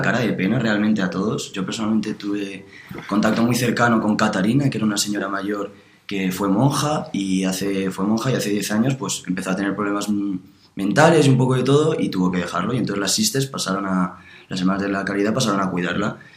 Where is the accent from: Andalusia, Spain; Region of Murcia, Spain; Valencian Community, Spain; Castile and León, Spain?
Valencian Community, Spain; Alicante; moved away as an adult; now in Madrid, Spain; yo soy de Alicante, eh, estoy estudiando en Madrid